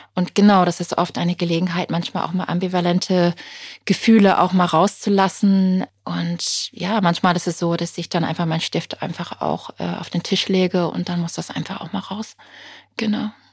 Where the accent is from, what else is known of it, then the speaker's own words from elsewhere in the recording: United Kingdom; German is a second language; moved away; Ich bin ja gebürtige Britin.